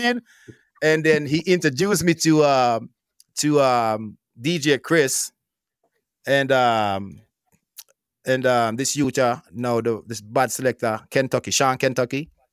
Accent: Petersfield, Westmoreland, Jamaica; I born and grew up in Westmoreland, you know what I mean? Westmoreland, Jamaica, Petersfield

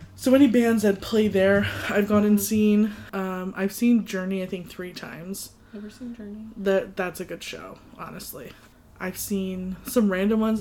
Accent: United States; I grew up in the States

